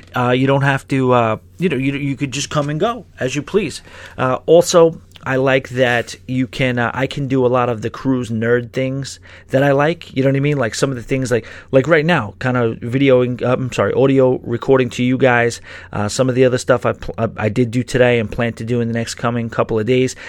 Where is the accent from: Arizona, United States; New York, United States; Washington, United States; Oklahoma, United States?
New York, United States; New York City; I do have that New York blood in me and I'm a New Yorker through and through